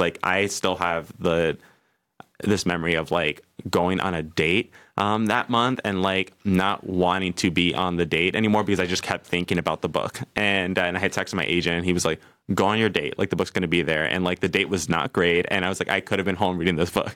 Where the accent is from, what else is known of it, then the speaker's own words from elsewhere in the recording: New York City, New York, United States; I'm from New York City